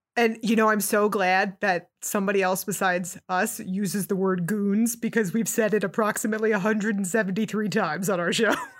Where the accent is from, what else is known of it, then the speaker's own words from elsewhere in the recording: Newark, New Jersey, United States; I'm from Newark, New Jersey, from that similar area. raised in that ethnic working class Catholic background